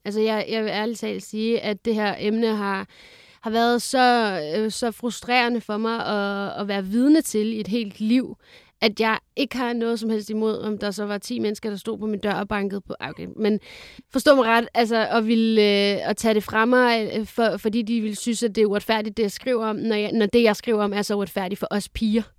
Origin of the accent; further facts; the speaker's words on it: Lyngby, Capital Region of Denmark, Denmark; also born or lived in Fredericia; jeg er vokset op i Lyngby